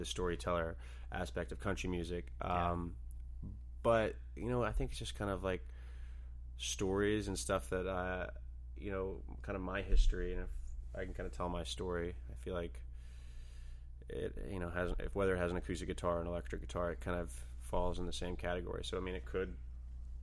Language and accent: English; Nashville, Tennessee, United States; born or raised there; moved away